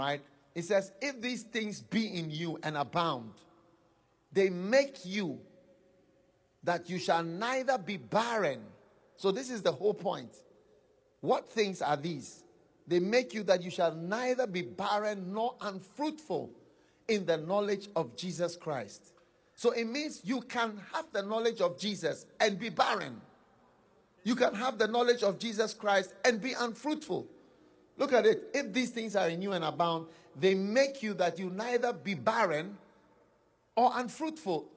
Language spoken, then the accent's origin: English; Ghana; I'm coming from Ghana. I am Swiss and Ghanaian. I'm coming from Ghana